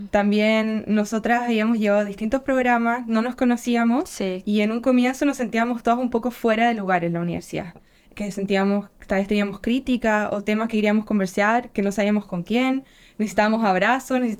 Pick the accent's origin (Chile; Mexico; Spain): Chile; now in Helsinki, Finland; vengo de Chile